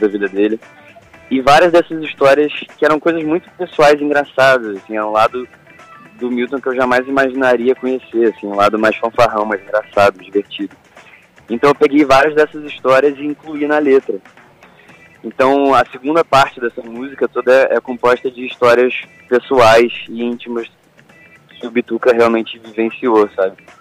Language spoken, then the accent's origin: Portuguese; Volta Redonda, Rio de Janeiro, Brazil; eu sou de Volta Redonda